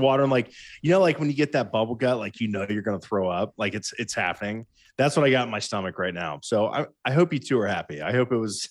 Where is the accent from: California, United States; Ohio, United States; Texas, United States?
Ohio, United States; We're from Ohio